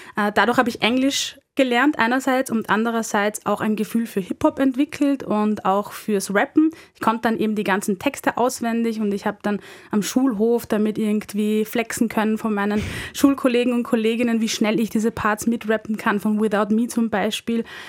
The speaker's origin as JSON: {"language": "German", "town": "Linz", "region": "Upper Austria", "country": "Austria", "moved": "as an adult", "lives_now": "Vienna, Austria", "said": "bin ähm, Wienerin, komme ursprünglich aus Oberösterreich, um genau zu sein aus Linz und lebe seit fünf Jahren in Wien"}